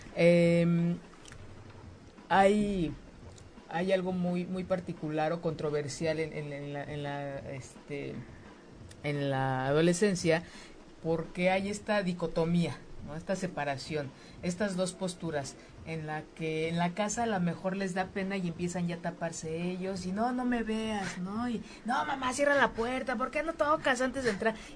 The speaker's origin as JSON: {"language": "Spanish", "country": "Mexico", "said": "como mexicanas, como mexicanos"}